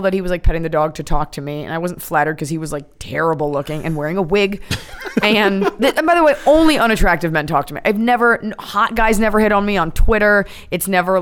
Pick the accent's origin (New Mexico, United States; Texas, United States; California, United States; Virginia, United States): Texas, United States; Dallas; I'm from Dallas, Texas, so there's not a lot of, like, Hollywood aspects there